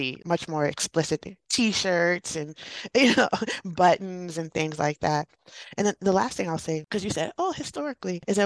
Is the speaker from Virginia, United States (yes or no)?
yes; Alexandria, Virginia, United States; I'm from the Washington, D.C. area, a suburb, Alexandria, Virginia.